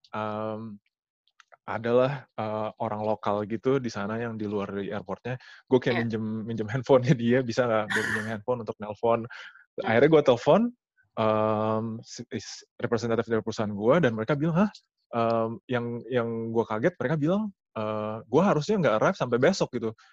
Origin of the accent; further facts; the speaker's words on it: Kuwait; Tapi tapi gue walaupun gue besar besar di Kuwait, gue selalu selalu kangen sama Indonesia sih.